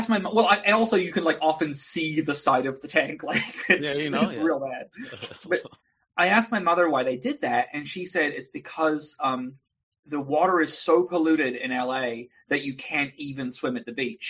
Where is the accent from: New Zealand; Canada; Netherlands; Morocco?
New Zealand; I'm from New Zealand originally.